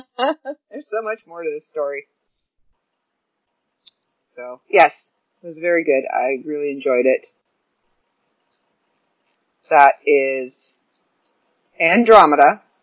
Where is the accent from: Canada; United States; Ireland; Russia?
Ireland; I'm Irish, so I follow a lot of the old folklore, and I know a lot of the old folklore